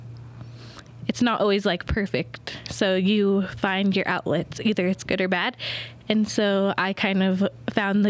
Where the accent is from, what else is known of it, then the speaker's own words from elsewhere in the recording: Bishop, California, United States; I was born and raised here in Bishop, California, just like my mother